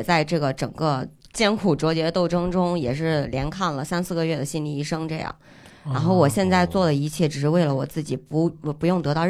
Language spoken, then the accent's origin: Chinese; Henan, China; 河南的，